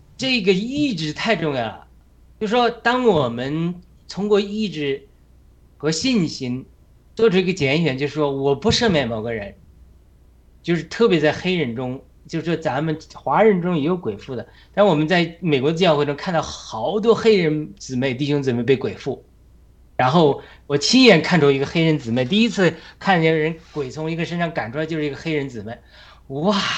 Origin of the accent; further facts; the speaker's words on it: China; 我们中国人